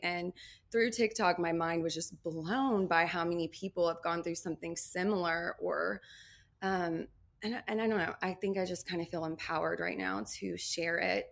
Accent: Nashville, Tennessee, United States; also born or lived in New Orleans, Louisiana; originally from New Orleans, but I grew up in Nashville

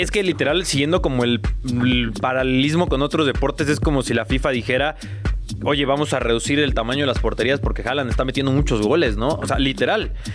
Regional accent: Guadalajara, Jalisco, Mexico; now in Mexico City, Mexico; yo soy de allá de Guadalajara, el cinturón

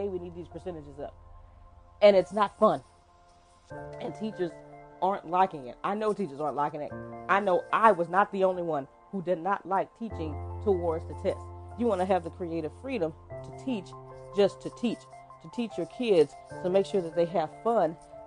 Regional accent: Texas, United States; I am from Texas

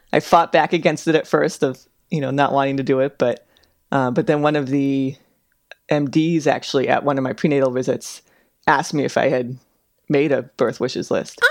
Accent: Bay Area, Northern California, United States; moved away as an adult; also born or lived in Chicago / Seattle / Pittsburgh; now in Anchorage, United States

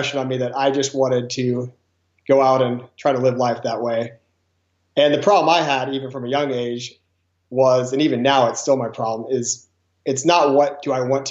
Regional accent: Grass Valley, California, United States; I grew up in Grass Valley, California.

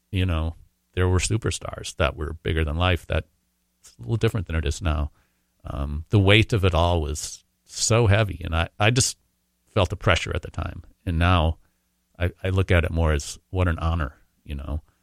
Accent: Minnesota, United States; Probably because I'm Minnesotan.

